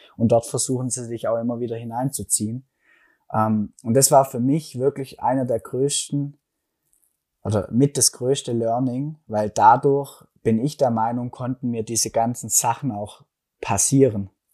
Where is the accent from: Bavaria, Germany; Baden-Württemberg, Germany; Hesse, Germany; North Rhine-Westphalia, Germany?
Baden-Württemberg, Germany; Stuttgart area; accent: Swabian; komme aus Deutschland, aus dem schönen Stuttgarter Raum. Hört man vielleicht auch ein bisschen an meinem Schwäbeln, an meinem schwäbischen Akzent